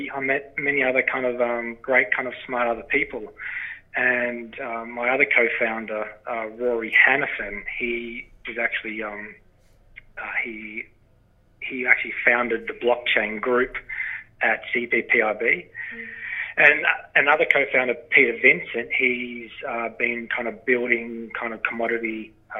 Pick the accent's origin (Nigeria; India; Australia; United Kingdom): Australia; northwest Victoria; accent: Australian; moved away as an adult; now in Canada; As you can tell from my accent, I'm from Australia. My lovely Canadian wife brought me to these far-flung lands 4 years ago. And, yeah, so, you know, I'm from a farming background in Australia, wheat, sheep, beef, cattle property. I'm in northwest Victoria.